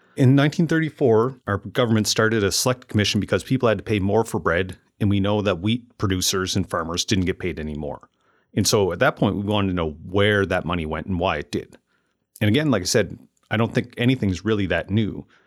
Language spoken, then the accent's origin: English; Amherst, Nova Scotia, Canada; moved away as an adult; growing up and then moving back to Amherst, Nova Scotia, where I currently run my business and live with my family.